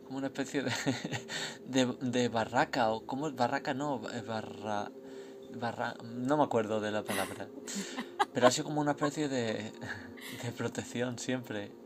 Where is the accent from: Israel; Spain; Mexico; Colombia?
Spain; yo soy de España